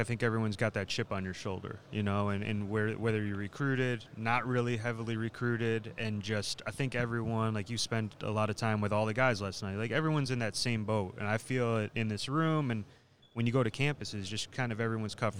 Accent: Cleveland, Ohio, United States; two Cleveland guys born and raised here

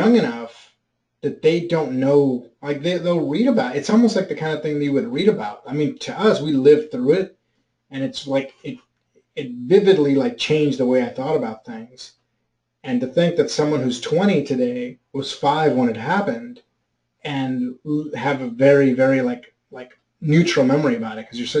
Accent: New York, United States; Probably, I was from New York.

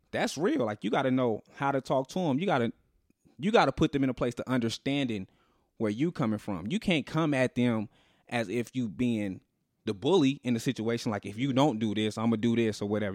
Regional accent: Las Vegas, Nevada, United States; we grew up in Vegas.

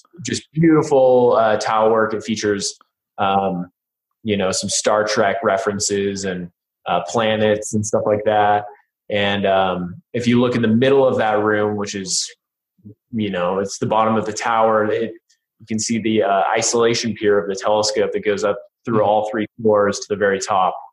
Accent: Sisters, Oregon, United States; I grew up in Sisters, Oregon, so pretty close to Bend, just a little north

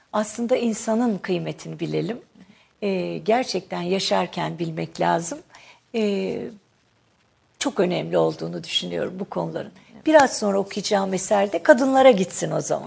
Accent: Akşehir, Konya, Turkey; ben Akşehirliyim.

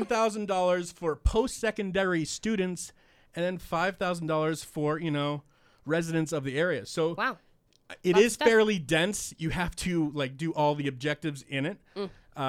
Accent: Boston, Massachusetts, United States; I am from Boston, and Fenway Park is the oldest baseball stadium in, you know, the league.

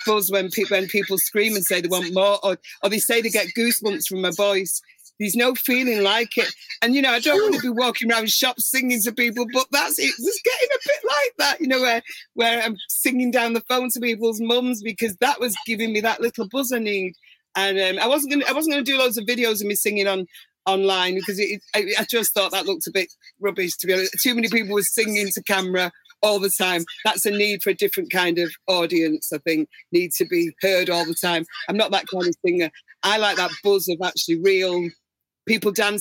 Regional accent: Manchester, North West England, United Kingdom; I'm from Manchester

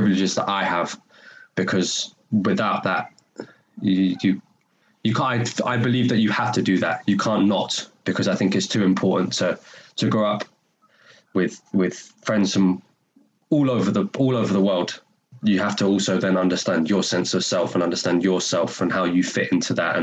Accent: London, United Kingdom; accent: North London; moved away as an adult; now in Glasgow, United Kingdom; I spent 18 years living in North London

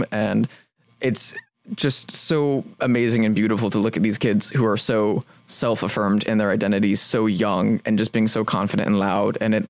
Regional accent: Indiana, United States; now in Los Angeles, United States; growing up in Indiana

